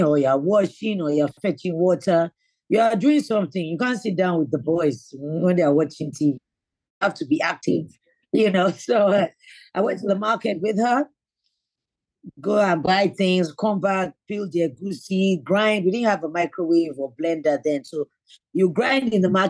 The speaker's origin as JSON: {"language": "English", "region": "Lagos", "country": "Nigeria", "tie": "born or raised there", "said": "I was born in Lagos State, mm-hmm. So I'm a Lagosian, Surulere. I remember our first home was in Surulere"}